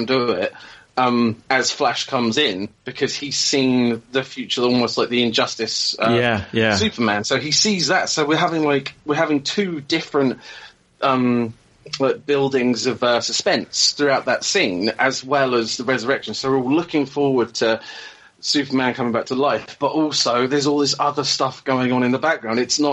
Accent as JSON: {"language": "English", "region": "England", "country": "United Kingdom", "said": "being English"}